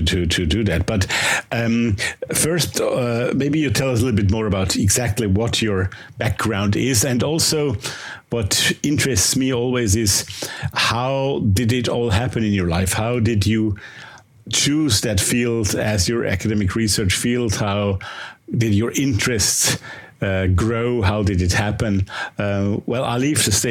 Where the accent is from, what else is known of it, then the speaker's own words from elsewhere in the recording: Austria; accent: Austrian; English is a second language; my Austrian accent